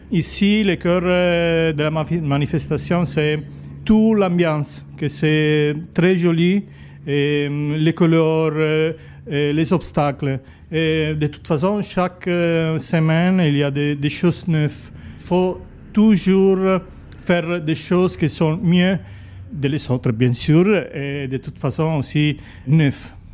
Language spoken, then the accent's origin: French; Italy; French is a second language; je suis italienne, je suis chef de piste ici à, à Grimaud